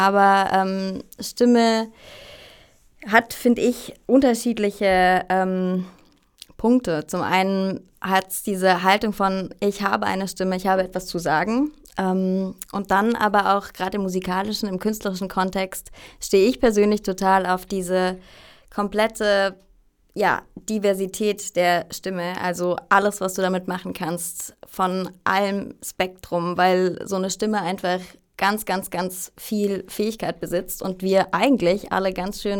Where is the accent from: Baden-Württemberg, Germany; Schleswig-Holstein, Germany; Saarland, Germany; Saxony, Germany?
Baden-Württemberg, Germany; Freiburg im Breisgau; born there; also ich bin ursprünglich aus Deutschland, wie man vielleicht hören kann. Ähm, geboren in Freiburg im Breisgau, ganz im Süden von Deutschland.